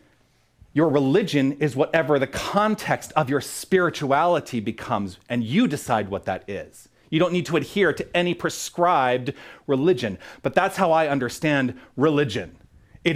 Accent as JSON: {"language": "English", "town": "Tucson", "region": "Arizona", "country": "United States", "tie": "born or raised there", "moved": "as an adult", "said": "move back to Tucson, my hometown"}